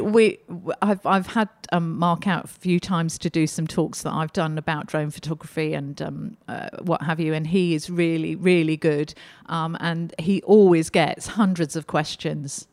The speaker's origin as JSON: {"language": "English", "country": "Australia", "said": "we're Australian."}